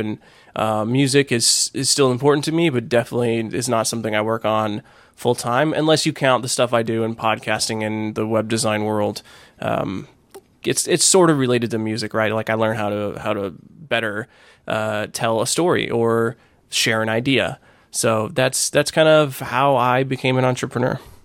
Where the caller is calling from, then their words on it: Fort Worth, Texas, United States; I am calling from Fort Worth, Texas